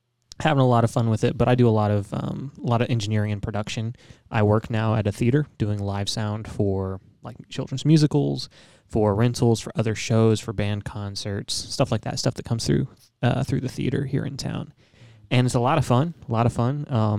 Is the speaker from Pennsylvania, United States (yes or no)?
no; Oklahoma, United States; moved away as an adult; now in Tennessee, United States; So I'm originally from Oklahoma. I'm enrolled in Chicksaw Nation. Grew up doing a lot of events, a lot of just being involved with the language, the culture, sports, everything like that. Eventually, I moved out here to Tennessee